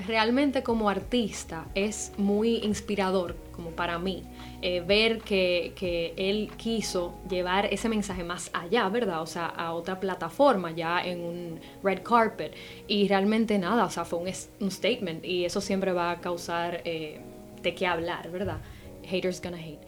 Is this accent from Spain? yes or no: no; Dominican Republic; moved away as an adult; also born or lived in Amsterdam; soy dominicana en Santo Domingo